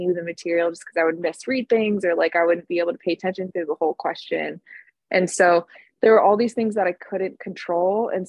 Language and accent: English; California, United States; I've been born and raised in California, and I live in Southern California.